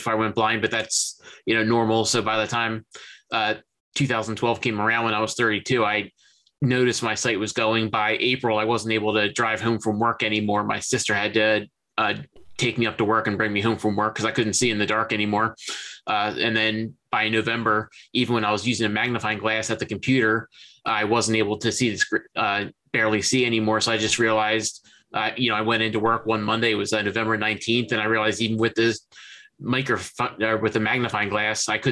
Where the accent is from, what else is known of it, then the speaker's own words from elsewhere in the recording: Philadelphia, Pennsylvania, United States; now in New Jersey, United States; I was born in Chestnut Hill Hospital in Philadelphia. I grew up and I've lived my entire life within about 25, 30 miles of the city of Philadelphia